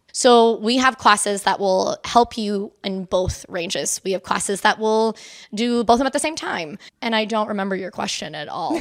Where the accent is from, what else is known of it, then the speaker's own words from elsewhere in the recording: Spring Hill, Florida, United States; moved away as an adult; also born or lived in Saint Petersburg, Florida; now in Norfolk, United States; I am originally from Florida. Um, I was born in Spring Hill, Brooksville area